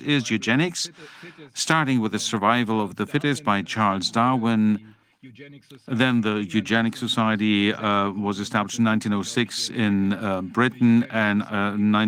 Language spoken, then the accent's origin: English; Bremen, Germany; I'm from Bremen